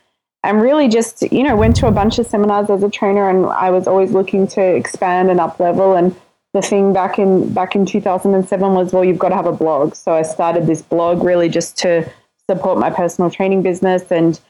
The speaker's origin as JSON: {"language": "English", "town": "Melbourne", "region": "Victoria", "country": "Australia", "moved": "yes", "lives_now": "Gold Coast, Australia", "said": "Home is on the Gold Coast in Australia. I'm from Melbourne originally."}